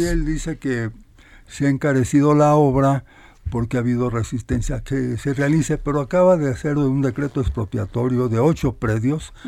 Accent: Mexico; Nosotros como mexicanos

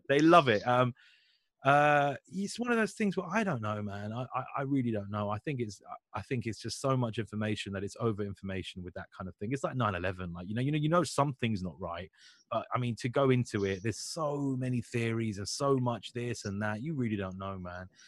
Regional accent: Hounslow, London, United Kingdom; I'm from Hounslow

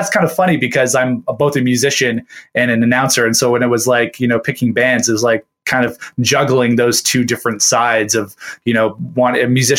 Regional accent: Hamilton, Ontario, Canada; I'm a born and bred Hamiltonian. I've lived here my whole life

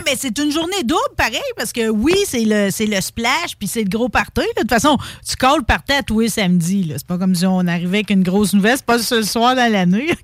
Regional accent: Saint-Léonard-d'Aston, Quebec, Canada; je viens de Saint-Léonard d'Aston

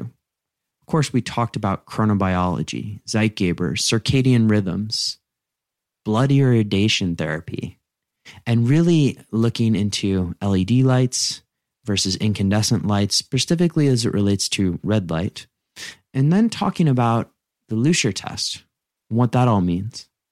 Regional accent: United States; growing up in the United States

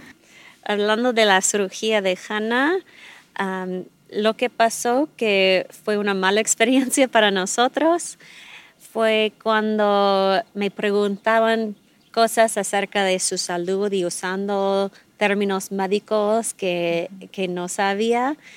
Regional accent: United States; Spanish is a second language; now in Mexico; soy la, única gringa

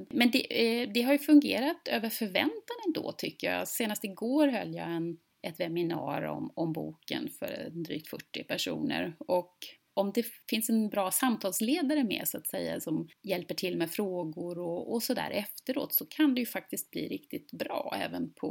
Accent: Gothenburg, Västra Götaland, Sweden; född och uppvuxen i, i centrala Göteborg och alltid bott i, i lite större städer

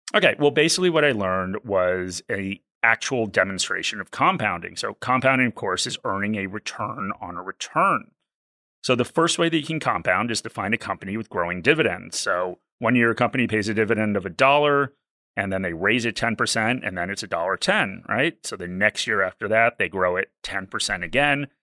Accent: East Coast of the US, United States; I'm from the East Coast of the U S.

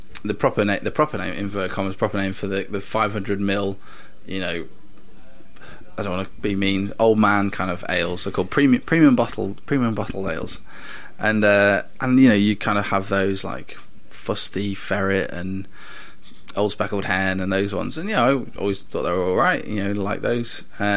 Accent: Stafford, West Midlands, United Kingdom; I'm from Stafford.

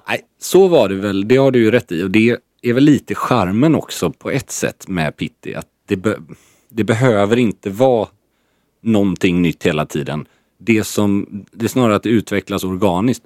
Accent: Sweden

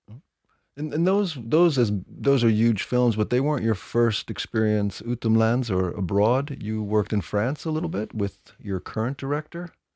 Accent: New York, United States; I'm from New York

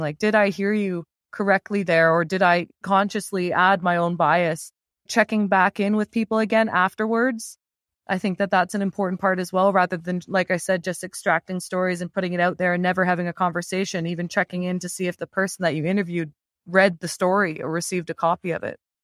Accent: London, Ontario, Canada; moved away; I grew up in London, Ontario.

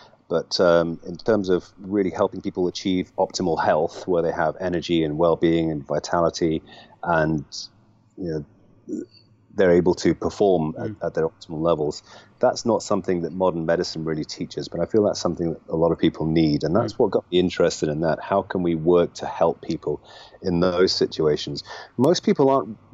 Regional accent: Nottingham, East Midlands, United Kingdom; also born or lived in London; born and bred here in Nottingham, and I lived here for my first 19 years

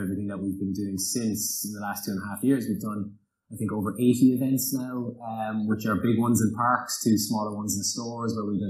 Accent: Cork, Munster, Ireland; we're from Cork

